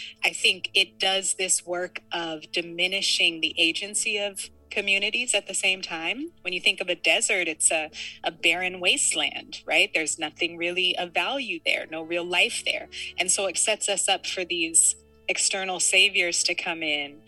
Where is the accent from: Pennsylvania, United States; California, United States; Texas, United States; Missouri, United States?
California, United States; San Francisco; I was born and raised in San Francisco